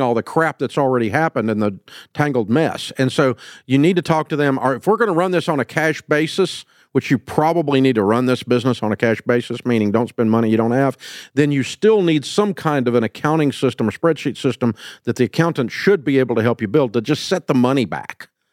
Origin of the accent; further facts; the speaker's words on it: the South, United States; I'm from the South